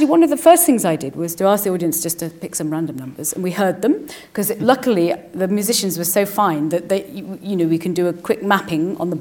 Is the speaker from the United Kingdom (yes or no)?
yes; Liverpool, North West England, United Kingdom; I'm from Liverpool